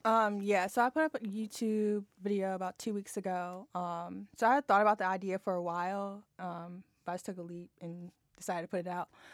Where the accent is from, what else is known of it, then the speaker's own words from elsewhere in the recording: Harrisonburg, Virginia, United States; moved away as an adult; also born or lived in Fairfax, Virginia / Arlington, Virginia; I grew up in Harrisonburg